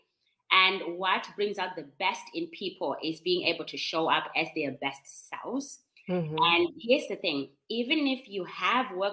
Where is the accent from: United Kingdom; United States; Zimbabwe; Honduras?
Zimbabwe; first language Shona; English is a second language; my language, which is Shona. I'm from Zimbabwe.